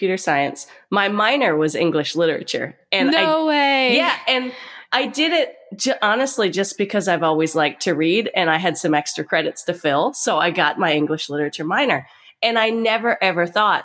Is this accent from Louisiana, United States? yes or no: no; Pennsylvania, United States; I'm a small town girl. I come from Amish country, Pennsylvania